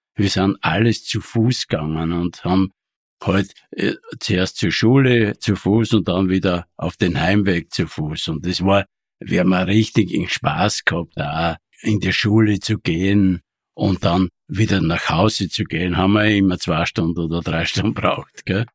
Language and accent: German; Thal, Styria, Austria; ich bin dort, ich bin dort aufgewachsen, ganz bescheiden